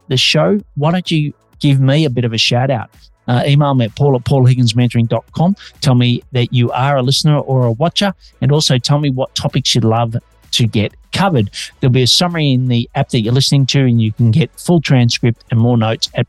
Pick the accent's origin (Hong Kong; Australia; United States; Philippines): Australia; now in Melbourne, Australia